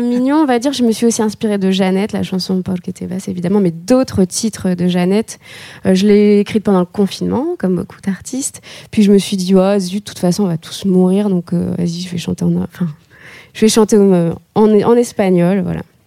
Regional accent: the North, Hauts-de-France, France; moi je viens du Nord, donc entre la grisaille et les briques rouges

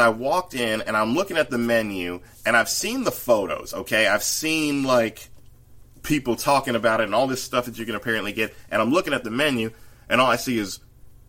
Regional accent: the South, United States; as a Southerner

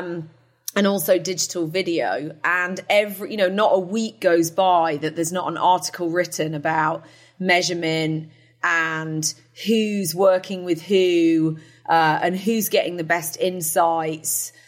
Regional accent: United Kingdom; moved away as an adult; also born or lived in New Jersey; now in United States; I am a Brit. But I do live in the United States, been here for coming up on year 16

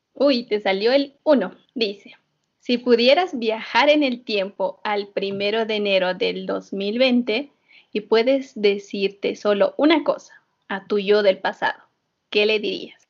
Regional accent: Bolivia; nuestra querida Bolivia

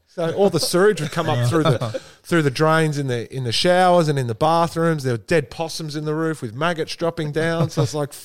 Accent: Essendon, Victoria, Australia; I grew up in Essendon

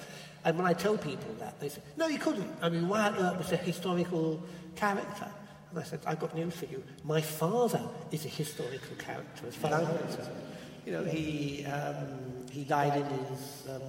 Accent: South East England, United Kingdom; I was born in the Chilterns, which is chalk country.

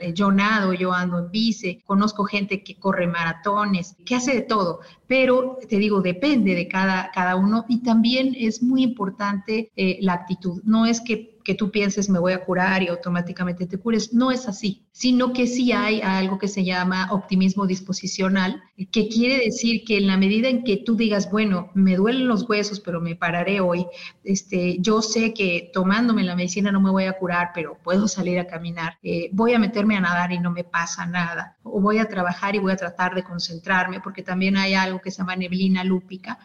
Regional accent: Mexico City, Mexico; now in Puebla, Mexico; yo estoy saludando desde Puebla, viví mucho tiempo y nací en la Ciudad de México

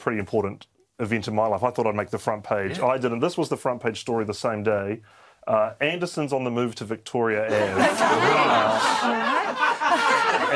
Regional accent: Whanganui, Manawatū-Whanganui, New Zealand; moved away; also born or lived in Auckland; It's the paper from my hometown.

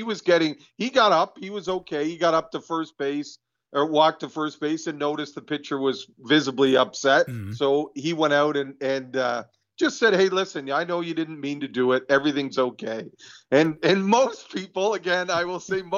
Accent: Canada; I'm Canadian

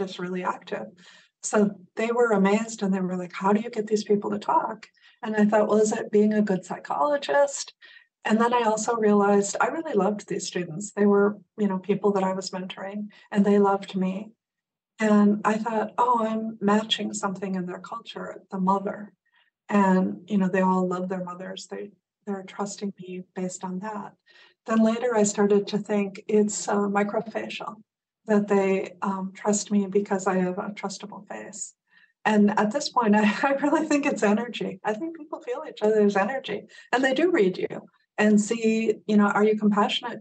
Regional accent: Midwest, United States; moved away; I grew up in the Midwest

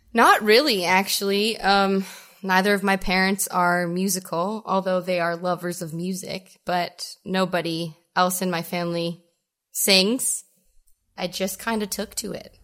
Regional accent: Welland, Ontario, Canada; also born or lived in Ridgeville, Ontario; I grew up in Welland.

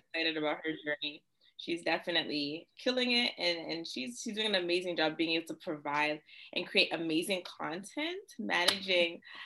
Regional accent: Toronto, Ontario, Canada; I'm from Toronto

